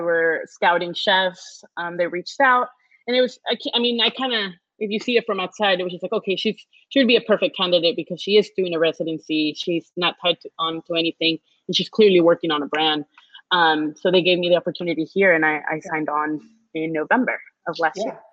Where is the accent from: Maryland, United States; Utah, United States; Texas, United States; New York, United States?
Texas, United States; Houston; I was born and raised in Houston